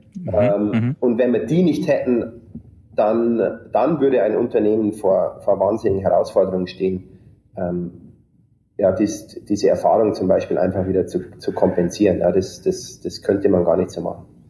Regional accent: district of Deggendorf, Bavarian Forest, Germany; moved away as an adult; now in United States; ich bin aufgewachsen in einem kleinen äh, Dorf im Bayerischen Wald ähm, mit insgesamt 25 Einwohnern

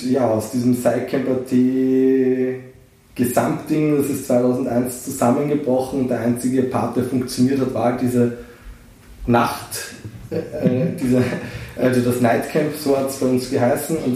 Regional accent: Vienna, Austria; aber also doch wirklich Wien geboren, immer noch hier.

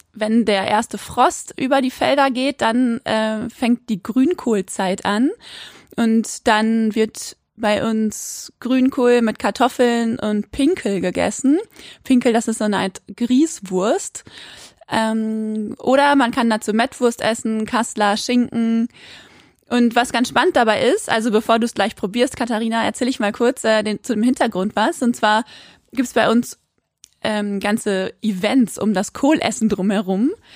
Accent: Quakenbrück, Lower Saxony, Germany; now in Osnabrück, Germany; sitze ich gerade in Osnabrück, aber aufgewachsen bin ich in Quakenbrück, in einer kleinen Stadt in Niedersachsen

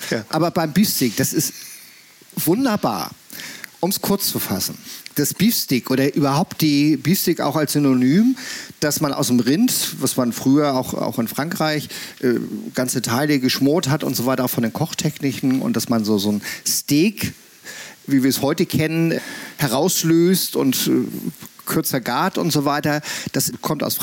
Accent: Hamburg, Germany; born there; moved away; Als ich als gebürtiger Hamburger mal nach Schleswig-Holstein zog, mhm. in den 80ern und in irgendwelchen angeblich guten Dorfgasthöfen gegessen habe.

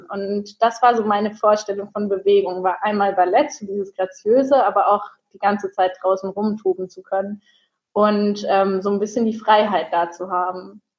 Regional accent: Würzburg, Bavaria, Germany; now in Cologne, Germany; Ich komme aus Würzburg, das heißt, ich bin hier noch ein bisschen neu in Köln

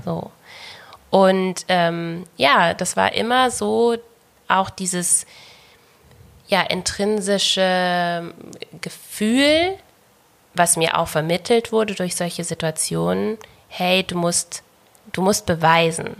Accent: Bavaria, Germany; ich bin in Bayern geboren und aufgewachsen

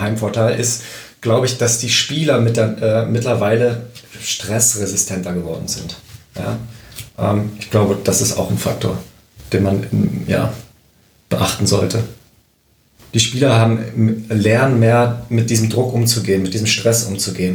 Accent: Berlin, Germany; moved away; also born or lived in Aachen; da ich ja gebürtiger Berliner bin

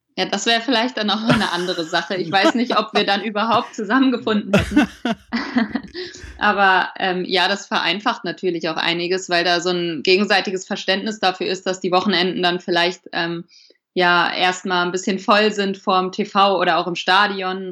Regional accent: Hesse, Germany; now in Frankfurt, Germany; ich komme gebürtig aus Hessen, nicht direkt aus Frankfurt, sondern 100 Kilometer weiter aus einem Kaff

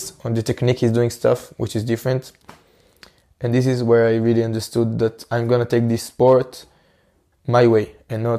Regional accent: Israel; in my home country, in Israel

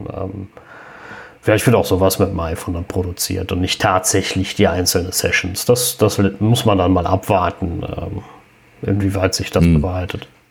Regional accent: Cologne, North Rhine-Westphalia, Germany; bei uns in Köln

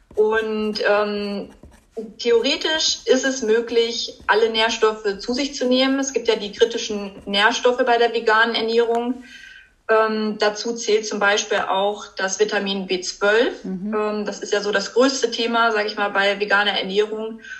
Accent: Germany; bei uns in Deutschland

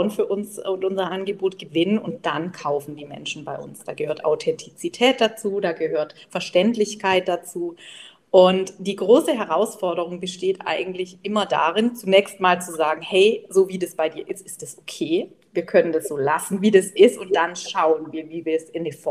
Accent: Baden-Württemberg, Germany; ich komme ja aus dem Schwab, Schwäbisch-Badischen, also alle Bächle heißt es bei uns

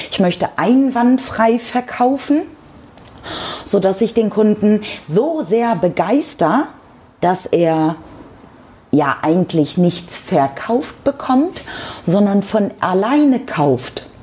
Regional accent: Lower Saxony, Germany; Ich komme auch ursprünglich aus Niedersachsen. Man sagt einem ja nach, dass man dort das reinste Hochdeutsch spricht.

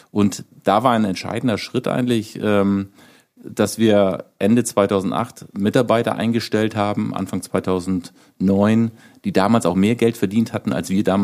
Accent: Schleswig-Holstein, Germany; ich komme nun mal aus Nordfriesland, da war damals schon 2009 schon genügend Windstrom vorhanden

